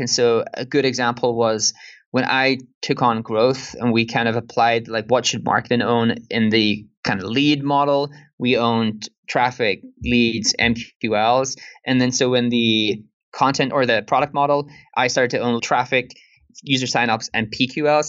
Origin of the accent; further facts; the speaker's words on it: Ireland; accent: Irish; more my Irish accent